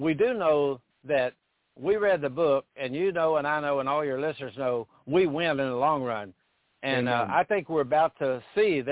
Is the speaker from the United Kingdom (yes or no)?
no; Paris, Texas, United States; moved away; My hometown of Paris, Texas